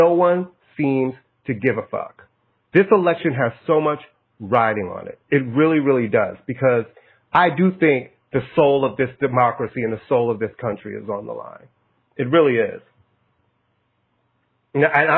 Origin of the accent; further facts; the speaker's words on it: United States; I'm American. I love America. This is the only place I've ever lived.